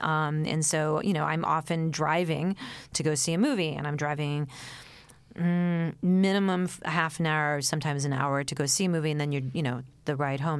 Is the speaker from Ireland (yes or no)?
no; New York City, New York, United States; I grew up, um, in New York City, in the East Village